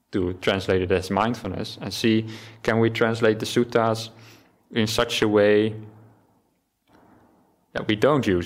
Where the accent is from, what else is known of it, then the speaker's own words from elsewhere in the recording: Netherlands; first language Dutch; English is a second language; maybe just me not being native English, but in Dutch, which is my native language, we don't have the word mindfulness.